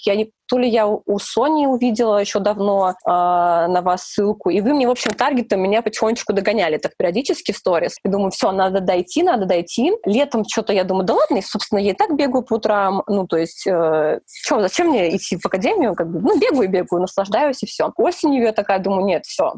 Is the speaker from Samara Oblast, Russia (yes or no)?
no; Volgograd, Volgograd Oblast, Russia; moved away as an adult; also born or lived in Moscow; now in Saint Petersburg, Russia; я переезжала из Волгограда